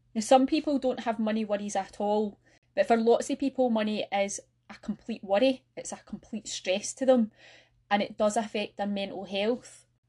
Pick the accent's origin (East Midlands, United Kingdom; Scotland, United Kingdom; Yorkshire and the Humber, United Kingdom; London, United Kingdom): Scotland, United Kingdom; North Lanarkshire; I'm from North Lanarkshire myself, and I still live here with my family